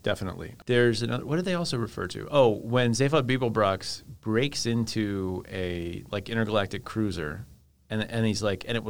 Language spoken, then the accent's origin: English; United States; also born or lived in England; as an American